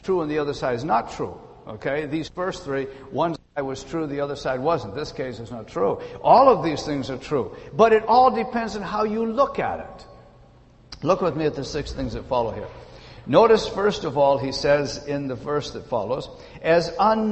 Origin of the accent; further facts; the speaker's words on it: British Columbia, Canada; moved away; also born or lived in Ontario; I am from British Columbia, lived in Ontario for some years.